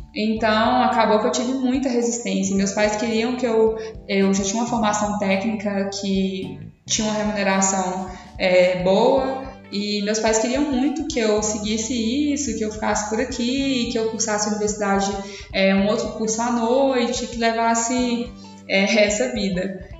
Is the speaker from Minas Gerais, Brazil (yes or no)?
yes; Paracatu, Minas Gerais, Brazil; eu sou de Paracatu, fica aqui em Minas, pertinho de Uberlândia também.